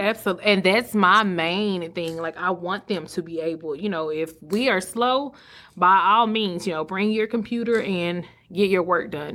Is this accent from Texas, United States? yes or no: yes; Sulphur Springs, Texas, United States; moved away as an adult; also born or lived in Mesquite, Texas / Dallas, Texas; now in Greenville, United States; Silver Springs being my hometown